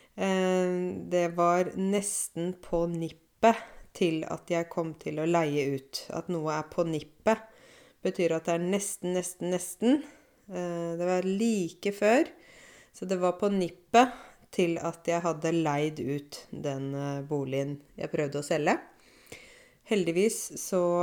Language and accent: Norwegian; Åmot, Norway; moved away; jeg kjenner hver eneste krik og krok av Åmot. Det er det stedet der jeg kommer fra